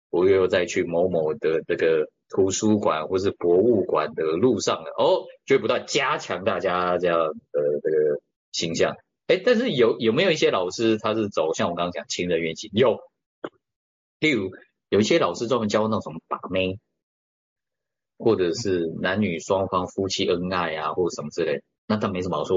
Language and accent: Chinese; Taiwan; 甚至我们都台湾人